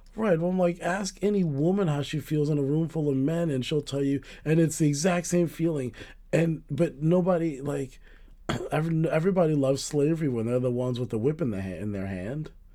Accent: United States; we're Americans

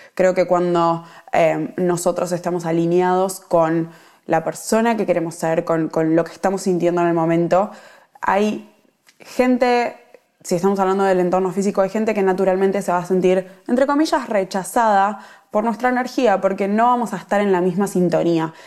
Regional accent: Argentina; moved away as an adult; now in Melbourne, Australia; yo estoy viviendo en Melbourne, soy argentina

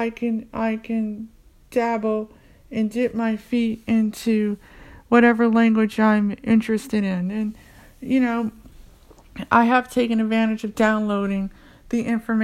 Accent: United States; I'm from the United States

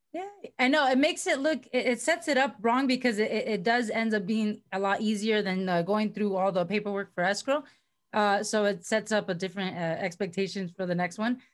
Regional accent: Miami, Florida, United States; moved away as an adult; also born or lived in Virginia; now in California, United States; I moved uh, out here to California because I'm from originally from Miami, Florida.

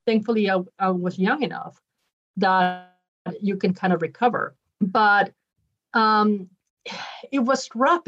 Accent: Utah, United States; also born or lived in Ecuador; So what's interesting about me is even though I'm born from Ecuador, basically have grown up mostly in Utah. So most of my life I've been in Utah.

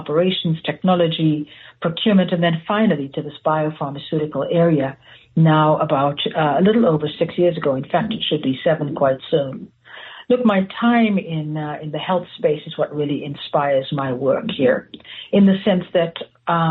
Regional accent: South Africa; moved away as an adult; now in United States; I was born and raised in South Africa

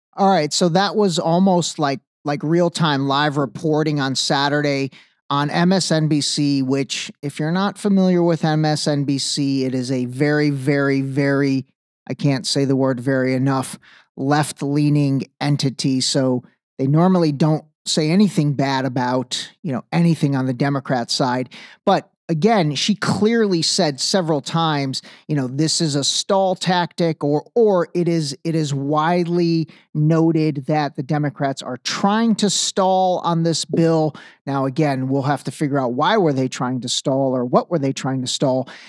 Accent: Cleveland, Ohio, United States; I'm from Cleveland

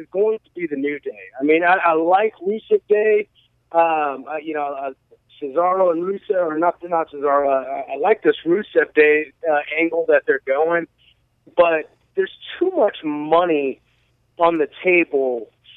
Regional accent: San Diego, California, United States; It is in my hometown

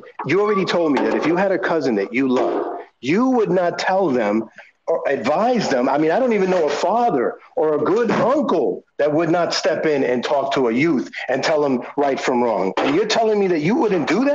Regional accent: New York City, New York, United States; I'm from the Bronx

